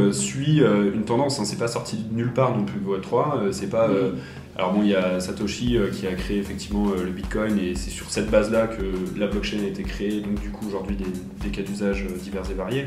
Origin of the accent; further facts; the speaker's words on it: Paris, Île-de-France, France; moved away as an adult; now in Geneva, Switzerland; je viens de Paris de, base